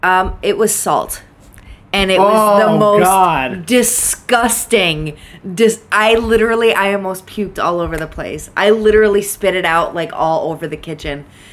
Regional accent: Michigan, United States; moved away; also born or lived in Connecticut; I grew up in Michigan

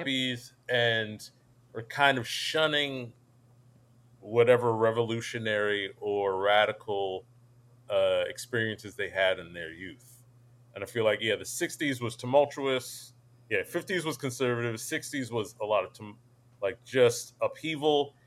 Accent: Scotch Plains, New Jersey, United States; I grew up in Union County, Scotch Plains.

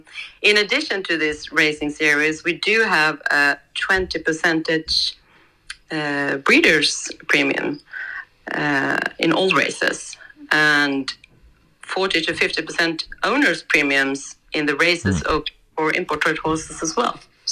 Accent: Flyinge, Skåne, Sweden; moved away as an adult; now in Oslo, Norway; I was born in Sweden at the big horse center Flyingen

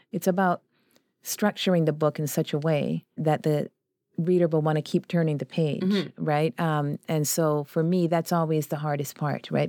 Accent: Vancouver, British Columbia, Canada; also born or lived in Chile; we were one of the poorest demographics in Vancouver when we first arrived there

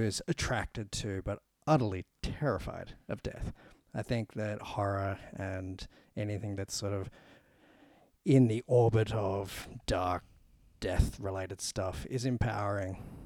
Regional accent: Australia; we're Australian

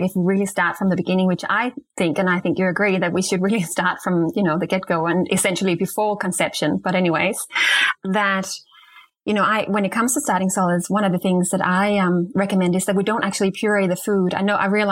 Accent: Denmark; moved away; I'm from Denmark originally

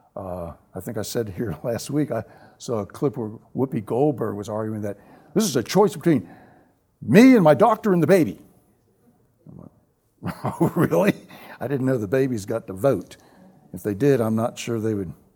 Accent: the South, United States; Growing up in the South, the segregated South

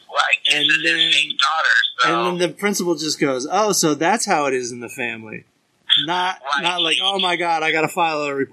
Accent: California, United States; now in East Coast, United States; I'm from California. I haven't been there since March

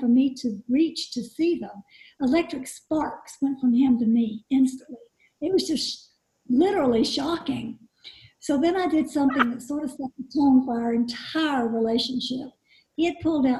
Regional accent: East Coast of America, United States; I grew up on the East Coast.

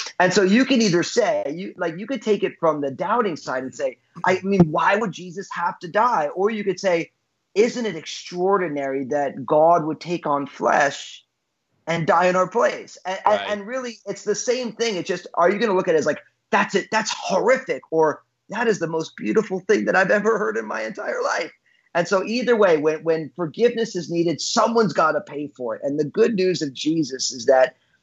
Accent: New Jersey, United States; I was born and raised in New Jersey

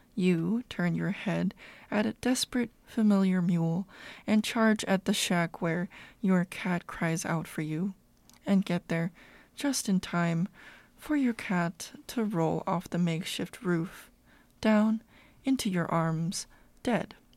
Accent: California, United States; I was born and raised in the California sunshine

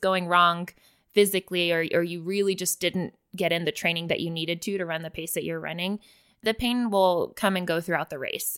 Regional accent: Willis, Texas, United States; I grew up in Willis, Texas, went to school in Willis

